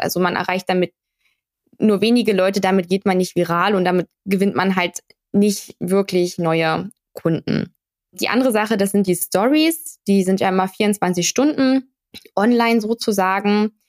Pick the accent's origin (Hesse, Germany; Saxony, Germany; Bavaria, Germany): Saxony, Germany; Dresden; Ich komme aus Dresden